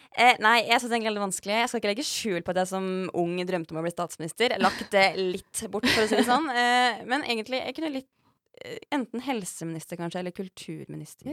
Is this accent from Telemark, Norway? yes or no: no; Mjøsa region, Innlandet, Norway; der jeg kommer fra